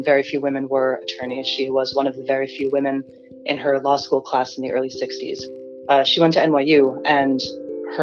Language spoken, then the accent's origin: English; New York City, New York, United States; I was born in Yorkville, which is the very far east neighborhood in New York City